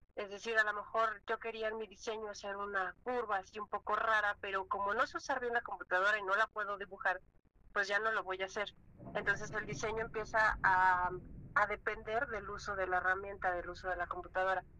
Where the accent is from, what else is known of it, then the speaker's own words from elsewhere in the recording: Mexico; los mexicanos tenemos esa chispa